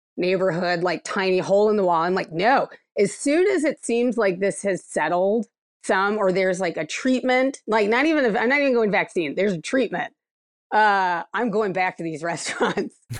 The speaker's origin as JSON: {"language": "English", "town": "Akron", "region": "Ohio", "country": "United States", "moved": "yes", "said": "I'm from Akron, Ohio originally"}